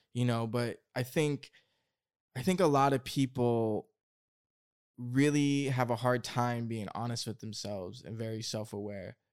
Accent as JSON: {"language": "English", "region": "Oregon", "country": "United States", "tie": "born or raised there", "said": "I grew up in Oregon in the woods"}